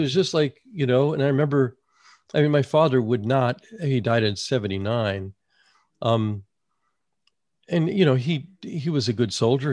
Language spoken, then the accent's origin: English; United States; moved away as an adult; also born or lived in North Carolina / New York; I grew up in New Jersey and New York, but I came, you know, I went to college in North Carolina and I lived there for another twenty years.